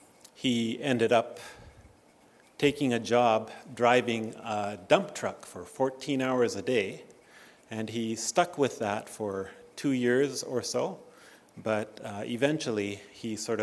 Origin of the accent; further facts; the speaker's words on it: Japan; also born or lived in Canada; of my life in Japan, and this is why I kind of tell people that I have four parts to my identity. I'm Canadian, I'm Japanese, I'm Korean in Japan, and I'm Christian.